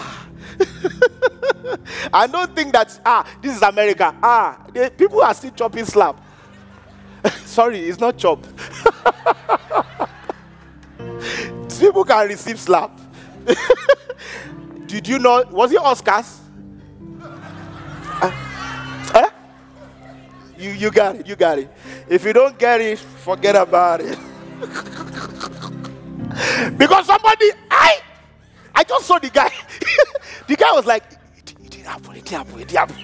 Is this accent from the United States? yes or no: no; Nigeria; moved away; we grew up in Africa